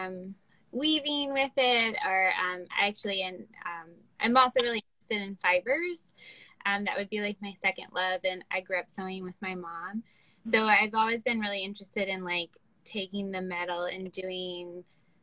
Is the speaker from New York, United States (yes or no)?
no; Baltimore, Maryland, United States; I'm from Baltimore